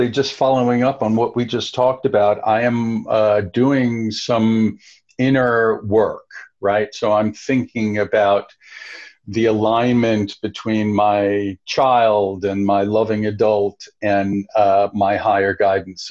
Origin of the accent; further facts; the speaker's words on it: New York, United States; growing up in New York